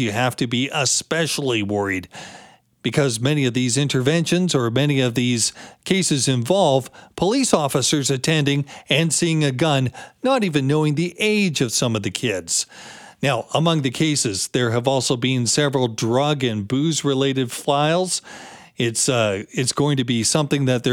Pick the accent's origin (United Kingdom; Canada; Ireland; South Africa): Canada; Delta, British Columbia; growing up in Tawasin. I'm from Delta